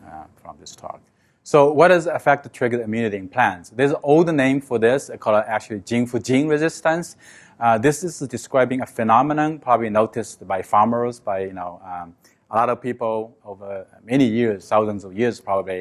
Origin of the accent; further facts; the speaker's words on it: China; moved away; I grew up with in China. I live in a small village